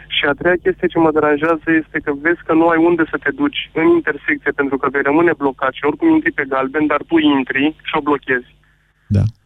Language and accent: Romanian; Timișoara, Timiș County, Romania; sunt tot din Timișoara